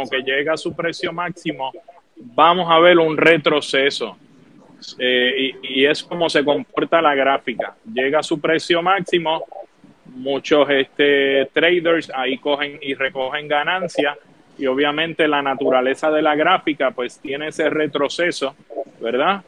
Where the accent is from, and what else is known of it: Puerto Rico